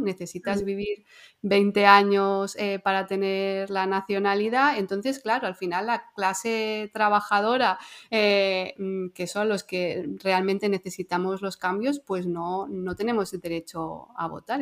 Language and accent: Spanish; Andorra; como tú y yo somos eh, de Andorra